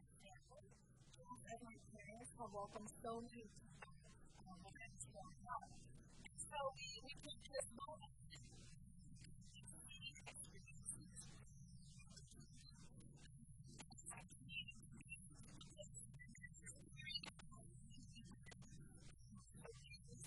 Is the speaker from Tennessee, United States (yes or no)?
no; Minnesota, United States; moved away as an adult; I am from Minnesota, and so I do say "bag."